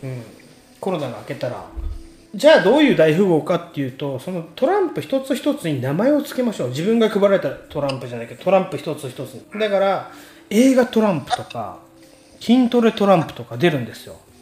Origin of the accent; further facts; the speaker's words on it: Tokyo, Japan; 俺ら東京の人だからさ